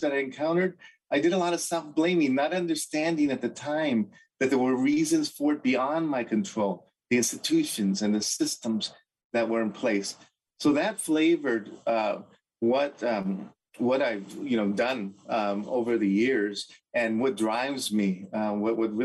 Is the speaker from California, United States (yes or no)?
yes; Los Angeles, California, United States; I was born and raised in East LA, the oldest of five children